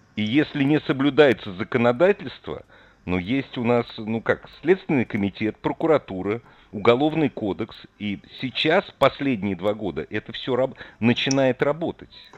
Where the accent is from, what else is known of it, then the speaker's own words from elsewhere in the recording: Moscow, Russia; я просто москвич